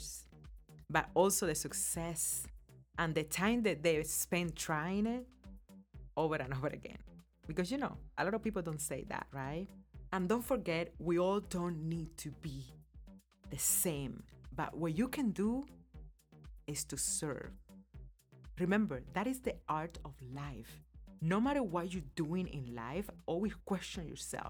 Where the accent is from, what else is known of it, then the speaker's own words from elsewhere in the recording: Cuba; now in United States; my life growing up in Cuba and how I came to live here in America